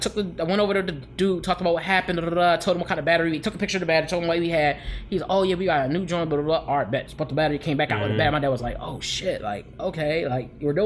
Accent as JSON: {"language": "English", "town": "Philadelphia", "region": "Pennsylvania", "country": "United States", "tie": "born or raised there", "moved": "yes", "lives_now": "Phoenix, United States", "said": "I'm from Philly, like I grew up in Philly, but I ain't here no more."}